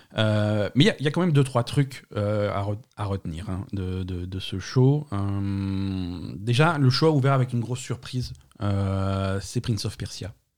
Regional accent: France; chez nous en France

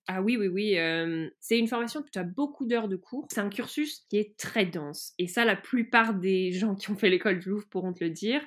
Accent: France; j'ai grandi en France

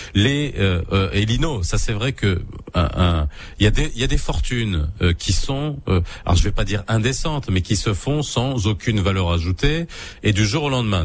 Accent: Morocco; chez nous au Maroc

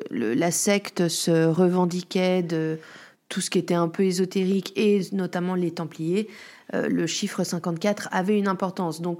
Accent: France; Moi, je suis française

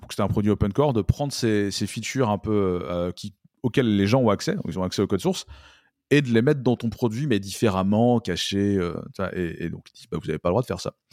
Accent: France; c'est un anglicisme qu'on a tendance à faire assez facilement en tant que français

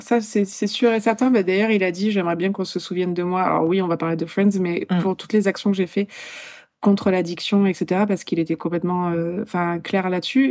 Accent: Poland; moved away; je suis polonaise

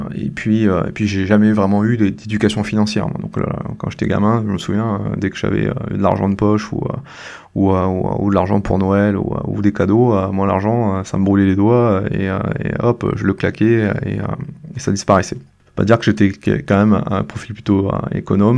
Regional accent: La Possession, Réunion; moved away as an adult; now in Mende, France; je, suis originaire de l'île de la Réunion, c'est là où j'ai grandi et que j'ai fait mes études

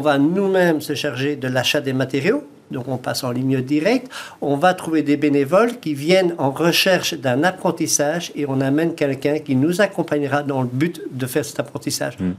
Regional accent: Belgium; accent: Belgian; moved away as an adult; also born or lived in south of France; now in France; j'ai un petit accent un peu belge

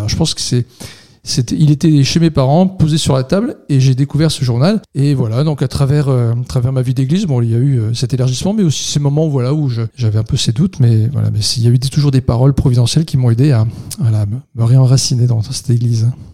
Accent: Vendeuvre-sur-Barse, Grand Est, France; also born or lived in Reims; Vendœuvre, là où j'ai grandi

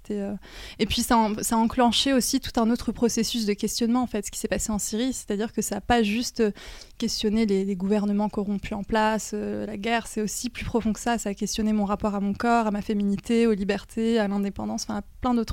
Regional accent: Normandy, France; pour parler de mon enfance en Normandie. en fait, c'était un cadre vraiment euh, idéal dans la mesure où c'est la nature, il y a la mer, euh, c'est une petite ville, c'est beaucoup plus apaisant que, que je pense que la région parisienne.

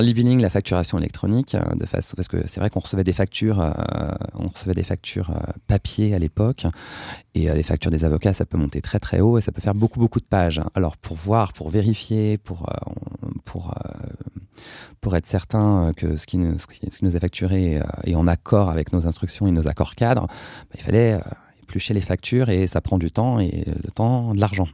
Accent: Brie, Seine-et-Marne, Île-de-France, France; now in Paris, France; j'ai grandi, j'ai été élevé dans une ferme dans l'abri en Seine-et-Marne

